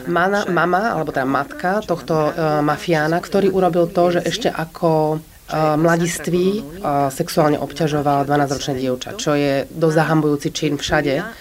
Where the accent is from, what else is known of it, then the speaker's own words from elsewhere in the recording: Palermo, Sicily, Italy; Slovak is a second language; ja som z Palermate, čiže zo Sicílie a v 70 80 rokoch skutočne bolo tak strašne veľa vražd.